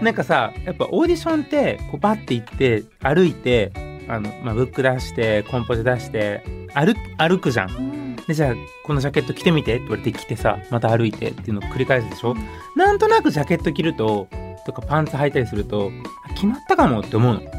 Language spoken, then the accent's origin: Japanese; Nara, Japan; born or raised there; also born or lived in Mexico / California, United States